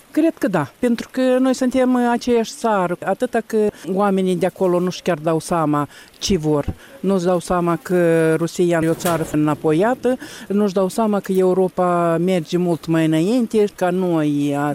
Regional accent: Moldova

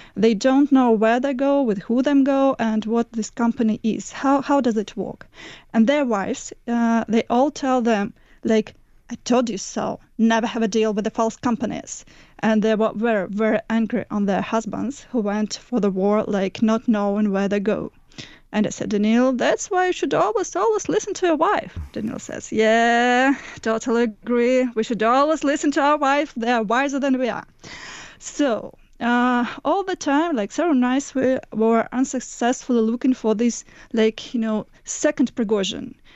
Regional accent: Moscow, Russia; moved away as an adult; now in Ukraine; I was born and raised in Moscow and moved to Ukraine about four years ago

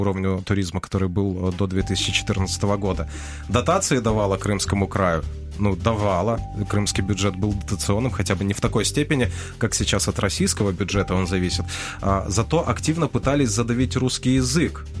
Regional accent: Crimea, Ukraine; moved away as an adult; now in Kyiv, Ukraine; я же родился в Крыму и жил до 15 -го года в Крыму

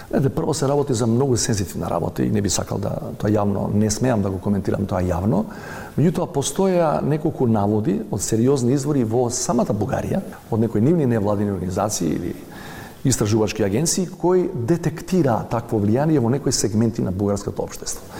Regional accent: North Macedonia

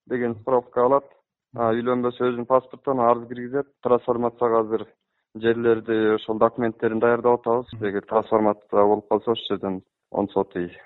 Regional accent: Saruu, Issyk-Kul Region, Kyrgyzstan; now in Bishkek, Kyrgyzstan; өзүм жети өгүз арыл деген айылдан болом ошол жакта туулуп өскөм

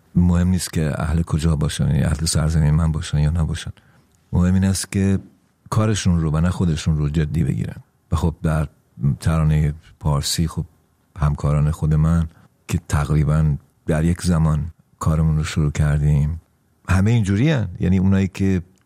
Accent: Iran; moved away; ناراحت نیستم که چرا در ایران به دنیا آمدم

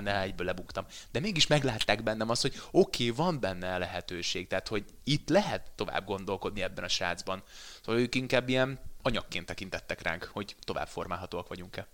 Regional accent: Veszprém, Veszprém County, Hungary; moved away as an adult; now in Budapest, Hungary; Én Veszprémből jöttem föl Budapestre, Vörös Marti meg gimnáziumba jártam

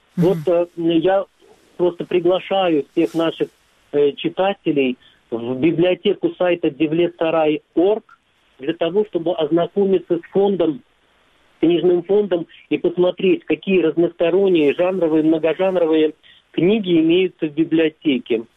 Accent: Crimea, Ukraine; я из Крыма

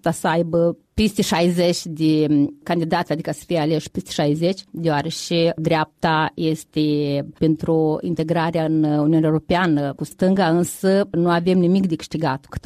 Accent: Romania; Chemarea este pentru că aici ne-am născut. Sunt româncă prin uh, tradiție, prin uh, istorie

